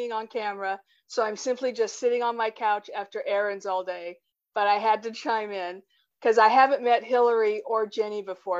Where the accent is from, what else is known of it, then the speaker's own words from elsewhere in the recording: Pittsburgh, Pennsylvania, United States; I'm from Pittsburgh.